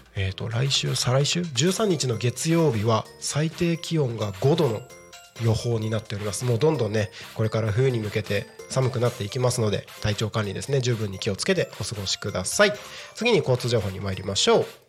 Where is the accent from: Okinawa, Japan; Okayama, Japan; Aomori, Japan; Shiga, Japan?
Aomori, Japan; Takko; moved away as an adult; also born or lived in Tokyo; now in Tako, Japan; もともと僕田舎があの出身が青森県の田子町って